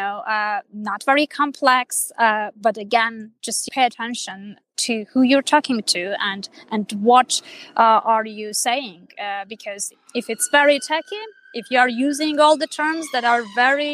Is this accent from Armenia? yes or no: yes; Armenia; first language Armenian; English is a second language; I'm originally from Armenia. I'm Armenian. And that's my native language. That's my mother tongue